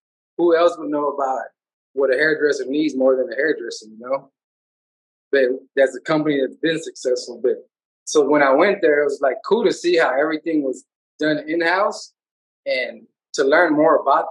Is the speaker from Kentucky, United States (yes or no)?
no; Houston, Texas, United States; I'm a big Houston, you know, representer of my hometown city. I love other cities, but, you know, if you're, I'm born and raised here, and, you know, I represent Houston to the max.